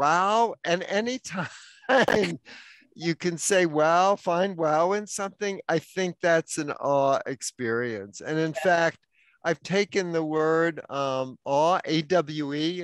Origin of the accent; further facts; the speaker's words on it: New York City, New York, United States; moved away; New York City, my hometown